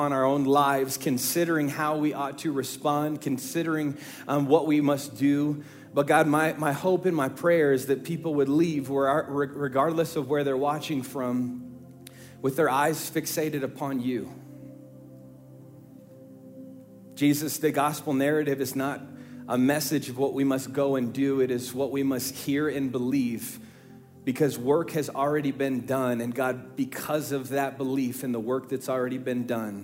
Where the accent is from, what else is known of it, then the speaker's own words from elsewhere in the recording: Midwest, United States; We are from the Midwest